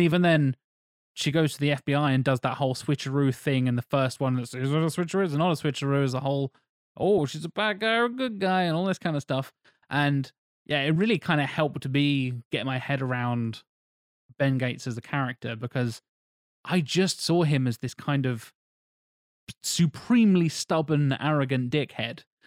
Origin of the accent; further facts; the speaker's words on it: England, United Kingdom; I'm, I'm English